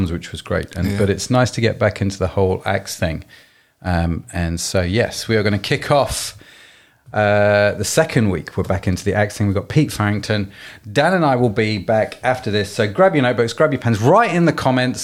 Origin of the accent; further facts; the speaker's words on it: United Kingdom; we're British